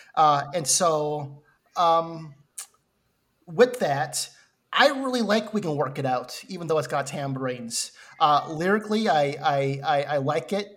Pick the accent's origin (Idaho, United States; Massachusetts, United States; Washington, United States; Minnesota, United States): Minnesota, United States; I'm from Minnesota